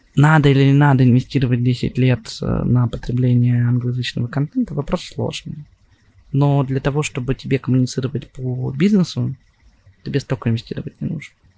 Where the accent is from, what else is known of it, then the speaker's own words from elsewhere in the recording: Russia; moved away; also born or lived in Saint Petersburg / Moscow / Israel; Я родился в России, я а, учился в классной школе